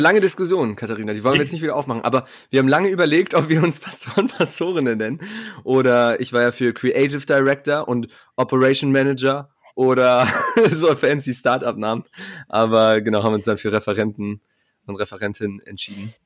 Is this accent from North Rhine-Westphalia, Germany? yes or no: no; Munich, Bavaria, Germany; moved away as an adult; now in Marburg, Germany; ich komme ursprünglich aus München